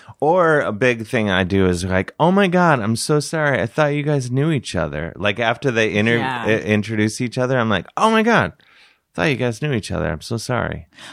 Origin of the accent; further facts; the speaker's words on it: Cleveland, Ohio, United States; now in New York, United States; I'm from Cleveland.